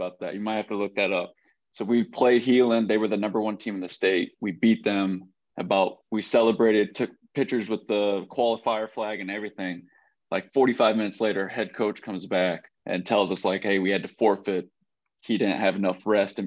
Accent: Le Mars, Iowa, United States; moved away as an adult; also born or lived in Arkansas / South Dakota; now in Fayetteville, United States; Born and raised Lamar's, Iowa

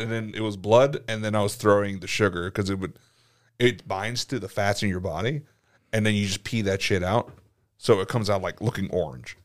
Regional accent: Atlanta, Georgia, United States; growing up in Atlanta

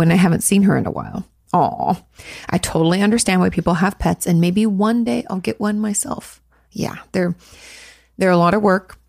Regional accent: New York, United States; I'm from New York. I'm 23. I come from an Orthodox Jewish family

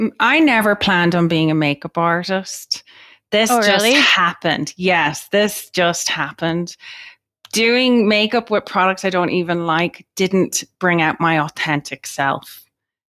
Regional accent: Ireland; I'm Irish.

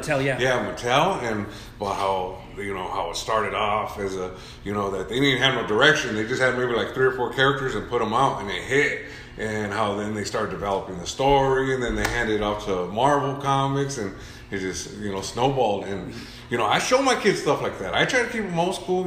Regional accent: Orange, California, United States; also born or lived in Santa Ana, California; I was raised in Orange for the most part

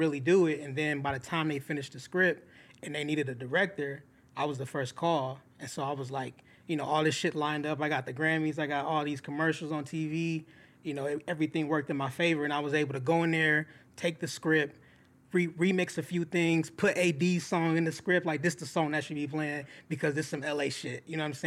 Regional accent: Inglewood, California, United States; I grew up in Inglewood

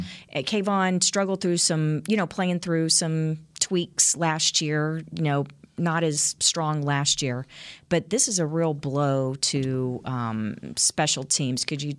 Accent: Galveston, Texas, United States; I'm from Galveston, man, so yeah, okay.

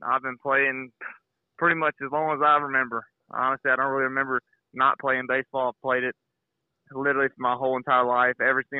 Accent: Mobile, Alabama, United States; I was born and raised here in Mobile, Alabama. I went to Faith Academy. I went there started in sixth grade and through 12th grade, graduated from there.

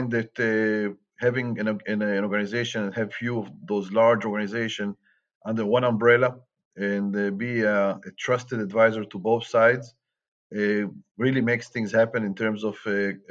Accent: Israel; moved away as an adult; also born or lived in Atlanta, Georgia, United States; I was born and raised in Israel

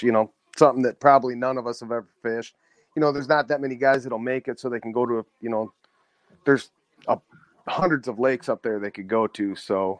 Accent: Hampton, Minnesota, United States; I grew up in Hampton

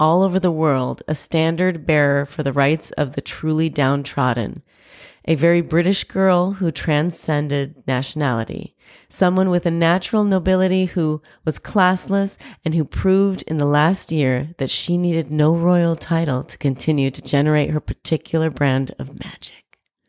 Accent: United States; But I guess we're Americans, you know, we're not English.

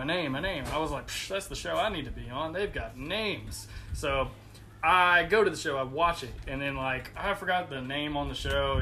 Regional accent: Fort Oglethorpe, Georgia, United States; also born or lived in Chattanooga, Tennessee; I grew up in Fort Oglethorpe ish area or Chattanooga or somewhere around there

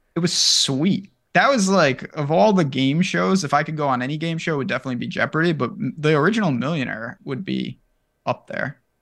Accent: New York, United States; I'm from New York

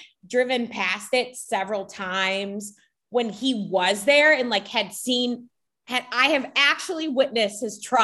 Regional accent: Orland Park, Illinois, United States; I grew up in the southwest suburbs of Chicago, and specifically my hometown is called Orland Park.

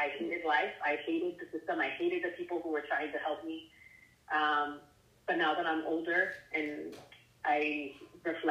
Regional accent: San Diego, California, United States; also born or lived in Michigan; I'm from San Diego originally, and that's where I was in the system in San Diego.

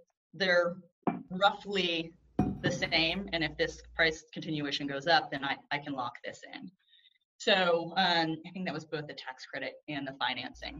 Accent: Houston, Texas, United States; moved away as an adult; also born or lived in New York; I'm a native Houstonian

